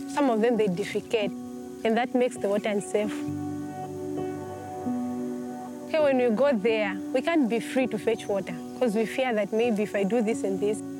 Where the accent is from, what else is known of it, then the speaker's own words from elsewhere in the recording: Zambia; I'm 18 years of age, and I come from Zambia.